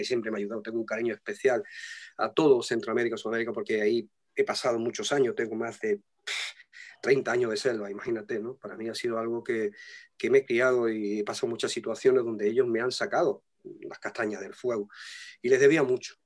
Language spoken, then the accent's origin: Spanish; Tangier, Tanger-Tetouan-Al Hoceima, Morocco; moved away; yo nací en Tánger, en Marruecos, en África.